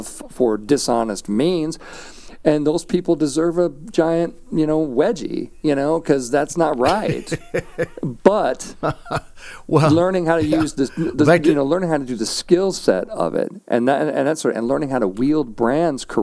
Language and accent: English; St. Louis, Missouri, United States; I grew up in St. Louis, Missouri.